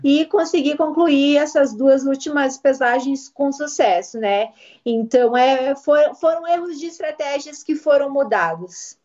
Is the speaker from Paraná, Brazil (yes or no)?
yes; Curitiba, Paraná, Brazil; eu nasci aqui em Curitiba, sempre morei aqui mesmo.